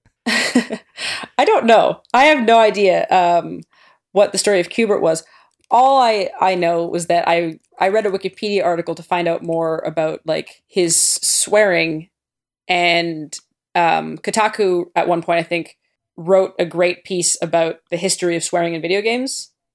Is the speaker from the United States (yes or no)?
no; Canada; I'm Canadian